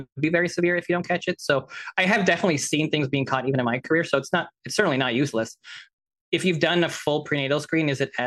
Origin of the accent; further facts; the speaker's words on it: Canada; I am Canadian